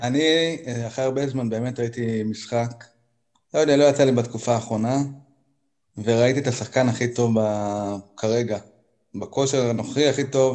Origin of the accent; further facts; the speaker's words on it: Haifa, Haifa District, Israel; אני חיפאי